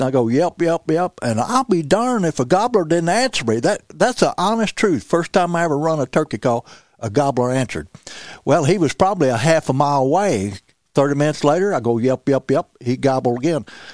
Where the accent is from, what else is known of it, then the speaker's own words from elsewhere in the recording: Missouri Bootheel, United States; moved away as an adult; also born or lived in St. James, Missouri; I was from the Missouri Boot Hill